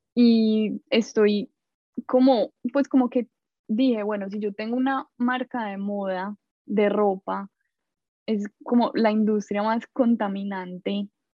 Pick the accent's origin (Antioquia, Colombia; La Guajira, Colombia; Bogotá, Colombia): Antioquia, Colombia; Medellín; moved away as an adult; now in New York, United States; soy de Medellín